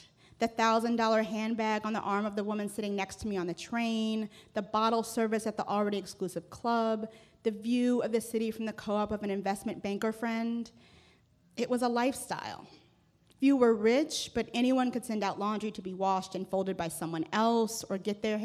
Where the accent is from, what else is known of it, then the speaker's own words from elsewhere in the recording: Washington, District of Columbia, United States; I grew up in Washington, D.C., and went to one of the city's best public schools on the ritzier side of town.